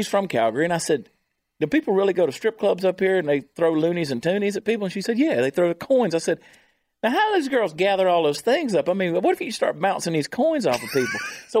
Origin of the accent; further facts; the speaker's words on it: Georgia, United States; being from the state of Georgia and growing up in Georgia